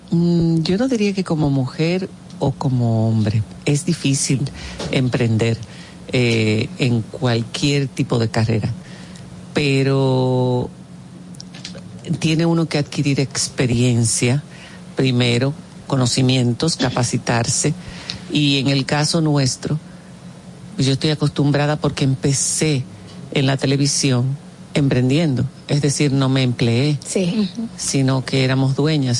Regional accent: Dominican Republic; moved away as an adult; also born or lived in Spain

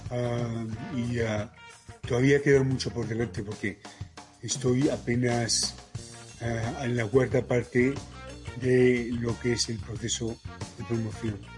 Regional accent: Panama; born there; De hecho, yo nací en Panamá, pero la intención era que yo naciese

